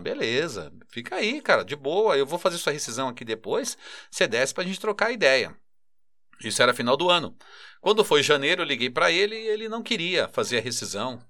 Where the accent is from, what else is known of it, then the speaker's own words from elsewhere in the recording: São Paulo, Brazil; eu cresci em Itaquera, na Coab 2